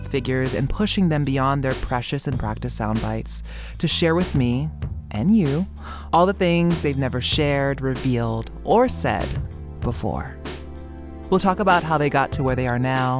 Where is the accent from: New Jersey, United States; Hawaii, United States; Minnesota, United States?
Hawaii, United States; Oahu; now in Harlem, New York, United States; I was born and raised in Hawaii on the island of Oahu